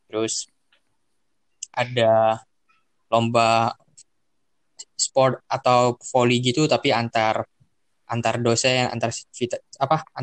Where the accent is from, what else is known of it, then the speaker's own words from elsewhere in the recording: Medan, North Sumatra, Indonesia; Saya berasal dari Medan.